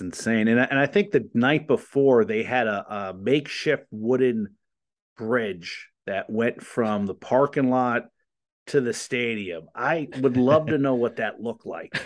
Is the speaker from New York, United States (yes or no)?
no; New Jersey, United States; moved away; I'm from New Jersey